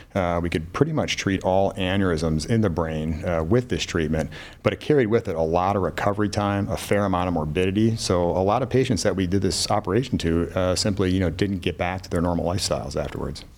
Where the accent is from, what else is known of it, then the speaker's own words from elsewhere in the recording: Buffalo, New York, United States; moved away as an adult; now in Cleveland, United States; I'm from Buffalo, New York originally